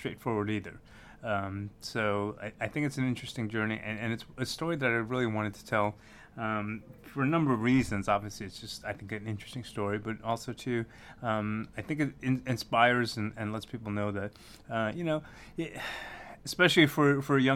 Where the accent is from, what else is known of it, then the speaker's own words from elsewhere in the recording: New York City, New York, United States; moved away as an adult; now in Kentucky, United States; I grew up in Brooklyn